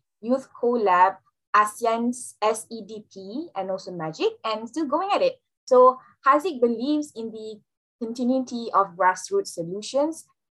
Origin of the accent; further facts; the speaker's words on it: Malaysia; I'm from Malaysia